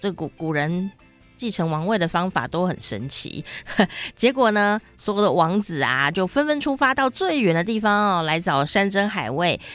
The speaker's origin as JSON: {"language": "Chinese", "country": "Taiwan", "said": "我们台湾"}